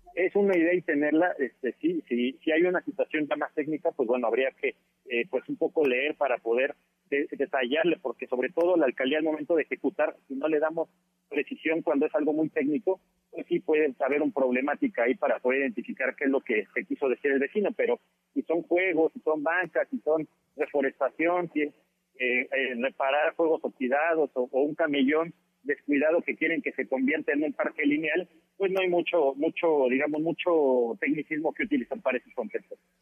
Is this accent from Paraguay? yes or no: no; Mexico; como buenas mexicanas y buenos mexicanos que somos